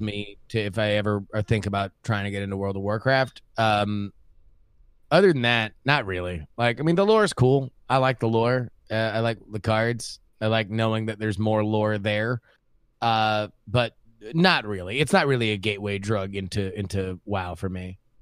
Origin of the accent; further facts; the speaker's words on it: South Florida, United States; I grew up in South Florida, which is right next to Cuba